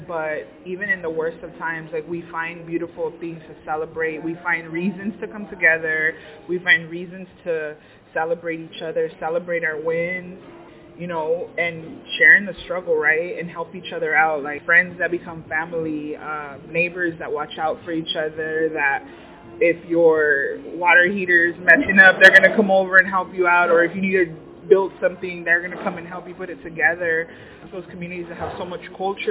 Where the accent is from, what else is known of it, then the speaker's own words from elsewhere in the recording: Phoenix, Arizona, United States; I was born and raised in Phoenix, Arizona, so I'm a lifer here.